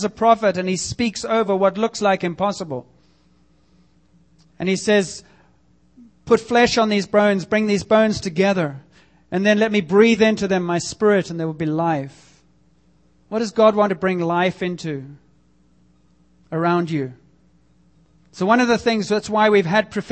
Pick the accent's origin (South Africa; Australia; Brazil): South Africa; moved away as an adult; now in Canada; growing up in South Africa, and I can tell you for 20 years that I was there